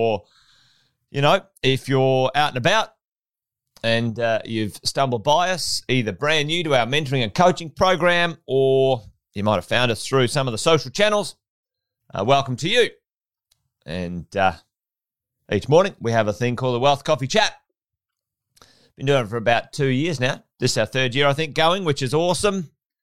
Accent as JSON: {"language": "English", "town": "Charters Towers", "region": "Queensland", "country": "Australia", "tie": "born or raised there", "also_born_or_lived": "Pentland", "said": "I was born in Charters Towers in Far North Queensland. Grew up in Charters in Pentland"}